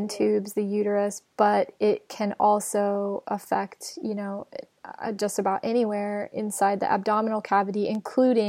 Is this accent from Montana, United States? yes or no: yes; Montana, United States; moved away; I lived in Montana. I'm from Montana.